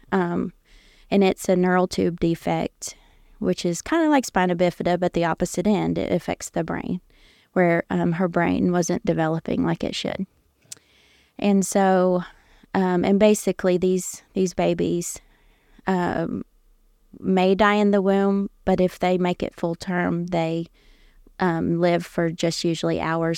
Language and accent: English; Indiana, United States; also born or lived in Ohio; I grew up there in Indiana as a pastor's kid.